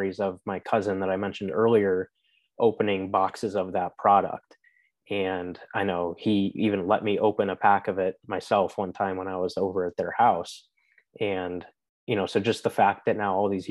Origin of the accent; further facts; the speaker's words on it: Chicago, Illinois, United States; moved away as an adult; also born or lived in Indiana; growing up in Chicago with hockey, it wasn't as common